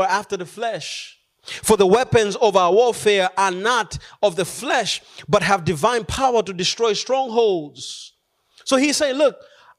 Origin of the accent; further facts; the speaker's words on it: Malawi; moved away; also born or lived in Philippines; I decided to go back home to Malawi, my home country